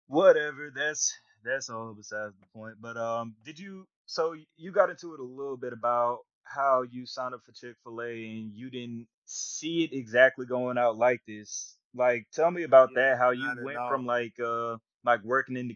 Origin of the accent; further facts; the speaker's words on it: Atlanta, Georgia, United States; moved away as an adult; also born or lived in Mississippi; growing up in Atlanta